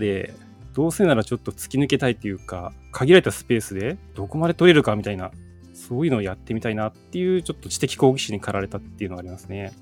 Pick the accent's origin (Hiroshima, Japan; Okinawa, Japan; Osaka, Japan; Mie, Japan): Hiroshima, Japan; 地元の広島市立緑中学校